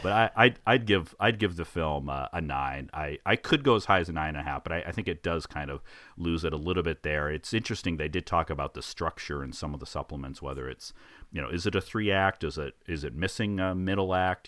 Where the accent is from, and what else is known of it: United States